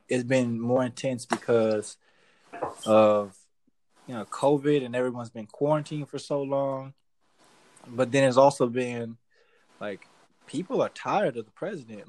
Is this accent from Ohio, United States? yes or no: yes; Cleveland, Ohio, United States; I'm from Cleveland.